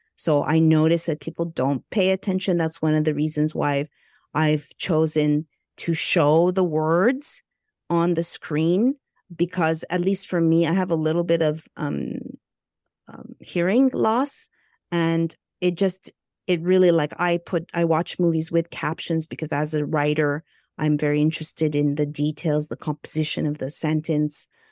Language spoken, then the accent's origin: English; Montreal, Quebec, Canada; moved away as an adult; now in Los Angeles, United States; I hail from Montreal, Canada, I'm Egyptian, Greek